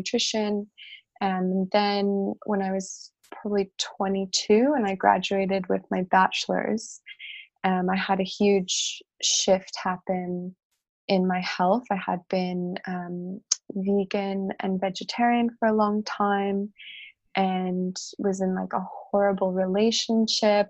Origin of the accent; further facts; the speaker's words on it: Chicago, Illinois, United States; I grew up in Chicago